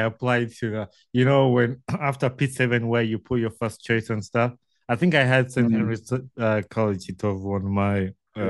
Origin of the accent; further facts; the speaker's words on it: Wakiso, Central Region, Uganda; So I went to the local schools and where I grew up in Wakiso.